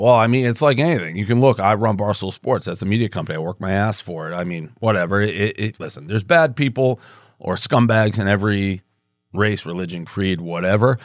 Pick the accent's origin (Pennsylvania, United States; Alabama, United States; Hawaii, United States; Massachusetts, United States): Massachusetts, United States; Boston; moved away as an adult; also born or lived in New York; so I grew up in Boston